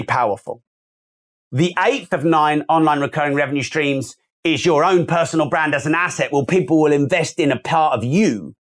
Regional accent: United Kingdom; I'm British

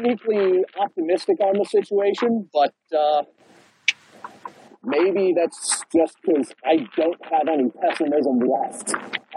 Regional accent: Northern Kentucky, United States; I grew up in Northern Kentucky

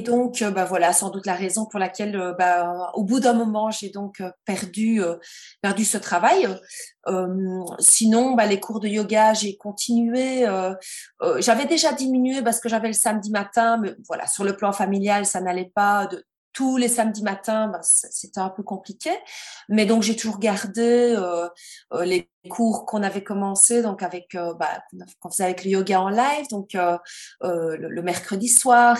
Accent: Belgium; je suis belge

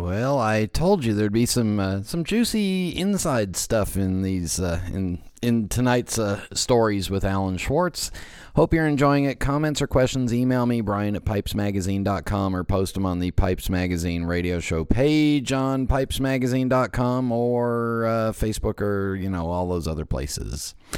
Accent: Los Angeles, California, United States; moved away as an adult; also born or lived in San Francisco / Las Vegas / East Coast; I was born in San Francisco, but I grew up in the San Fernando Valley

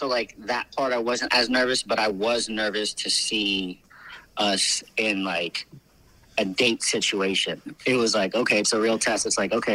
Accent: Santa Monica, California, United States; also born or lived in Los Angeles, California; I am a photographer and director out of Los Angeles, California. I was born in Santa Monica, so I'm more of a beach boy than an LA boy

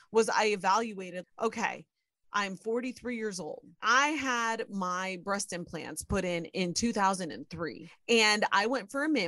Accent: Ohio, United States; born or raised there

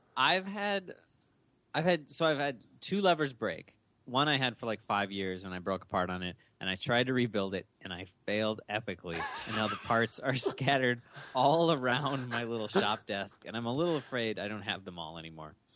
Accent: Minnesota, United States; We're all born and bred in Minnesota.

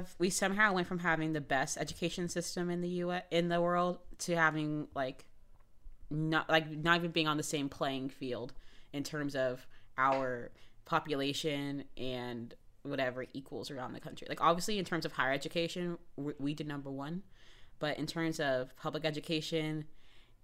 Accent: Jacksonville, Florida, United States; I'm from Jacksonville

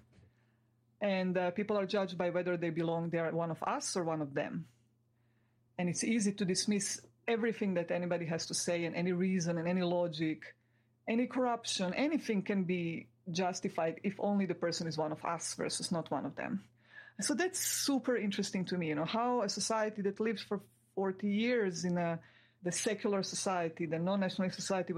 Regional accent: Croatia; where I'm from Croatia. This is one of the six republics of Yugoslavia, where we lived all happily together for my first 16 years

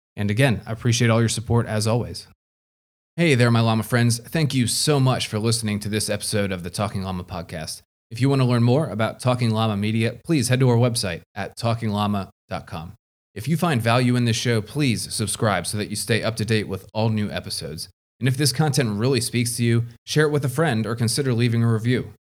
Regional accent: United States; proudly as an American

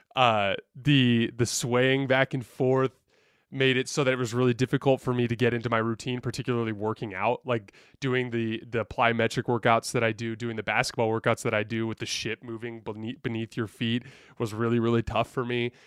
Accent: Tucson, Arizona, United States; moved away; also born or lived in Utah / Charlotte; I grew up in Tucson, Arizona

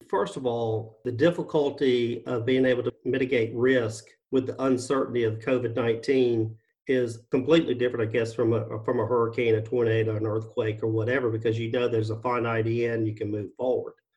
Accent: Mississippi, United States; moved away as an adult; now in Florida, United States; our state of Mississippi my home state, I should say, and now my, Florida, my home state

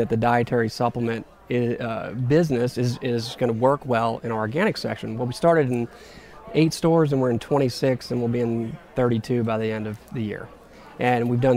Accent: New Orleans, Louisiana, United States; I was born and raised in New Orleans

